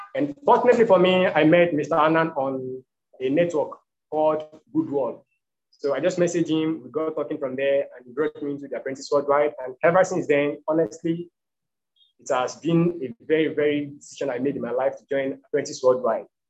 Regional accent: Ibadan, Oyo, Nigeria; also born or lived in Lagos State, Nigeria; now in Lagos, Nigeria; I was born in Ibadan, and Ibadan is located in the south western part of Nigeria. So I later moved to Lagos State

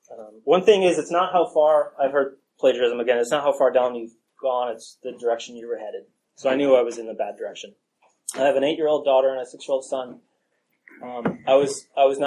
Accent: New York City, New York, United States; I grew up in New York City

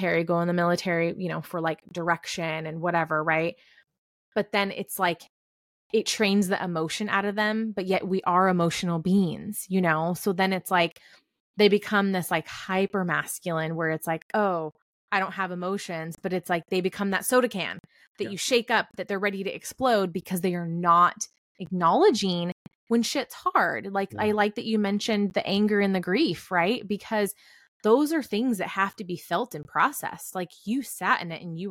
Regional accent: Northern California, United States; now in Texas, United States; I'm from Northern California

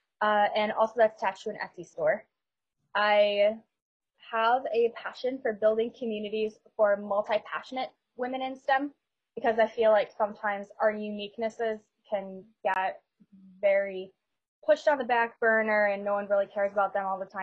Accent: Buffalo, New York, United States; also born or lived in Rochester, New York; I'm from Buffalo, New York, born and raised

